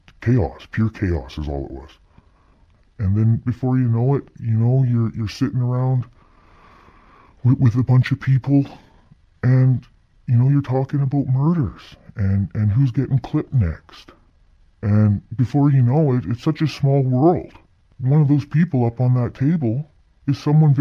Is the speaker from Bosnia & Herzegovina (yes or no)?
no; Lower Mainland, British Columbia, Canada; I grew up in the Lower Mainland